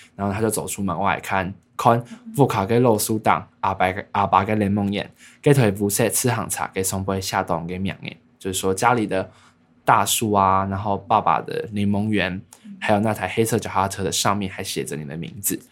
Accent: Taiwan; accent: Hakka; 因为我是讲客家话的

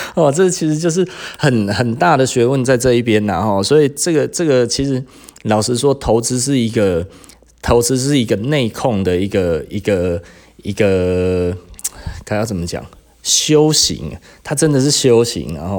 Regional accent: Taiwan; 我们台湾人特别喜欢做生意啦

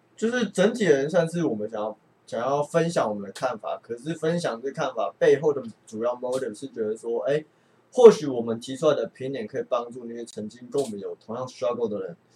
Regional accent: Taiwan; also born or lived in Canada; 我是算是体制内长大的，就是，哎，可能会，会读一点书，然后跑过去混到一个清大这样

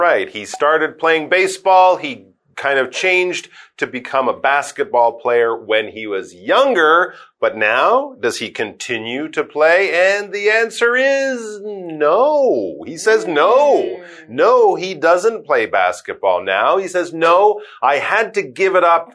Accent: Canada; both myself and Karen, we are from Canada

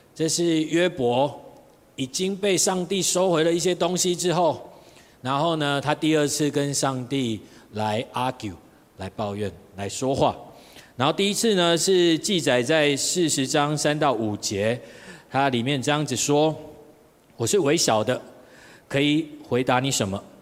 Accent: Tainan, Taiwan; 我在台南，我是台南人，所以在台南那边当混混

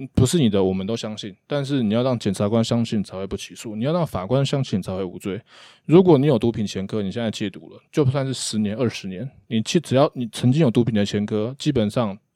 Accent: Hsinchu, Taiwan; 我们新竹人

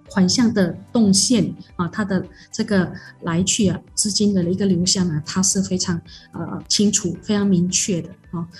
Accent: Malaysia; 我们马来西亚人

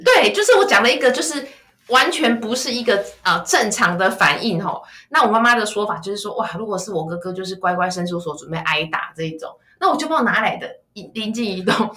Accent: Kaohsiung, Taiwan; 我是高雄人，所以我爸爸就讲台语啦

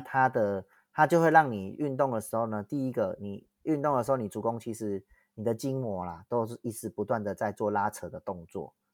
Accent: Tianzhong, Changhua County, Taiwan; 我是在田中长大的孩子

